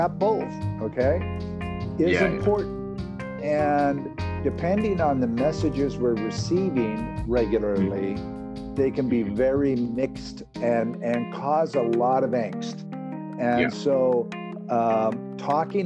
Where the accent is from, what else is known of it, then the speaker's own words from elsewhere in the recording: United States; I was born and raised here in the United States.